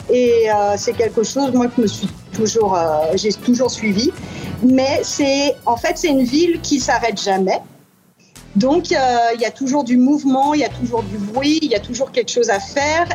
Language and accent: French; France; accent: French; moved away as an adult; now in New York, United States